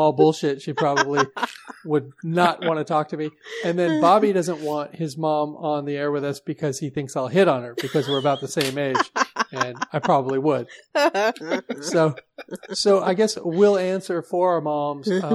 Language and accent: English; Seattle, Washington, United States; I was born in Seattle